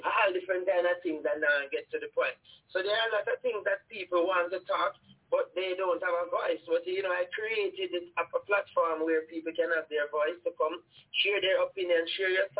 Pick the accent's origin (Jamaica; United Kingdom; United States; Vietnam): Jamaica; when we were growing up in Jamaica